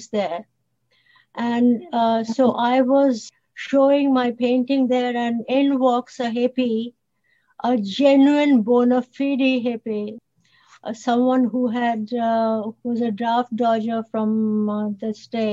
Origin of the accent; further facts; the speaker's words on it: India; first language Bengali; English is a second language; moved away as an adult; now in Toronto, Canada; in India, we grow up with English. So the English is really almost a first, second language for us. So I was writing in Bengali, which is my mother tongue